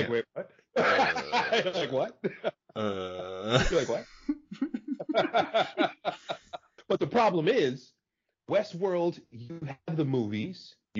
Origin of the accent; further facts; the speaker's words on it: New York, United States; You know, I'm from New York. I grew up in the 80s and the 90s.